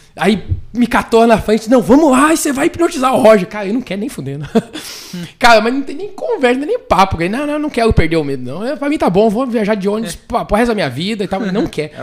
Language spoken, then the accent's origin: Portuguese; Bragança Paulista, São Paulo, Brazil; moved away; also born or lived in Fortaleza; Sou, sou de, de Bragança Paulista, moro em Fortaleza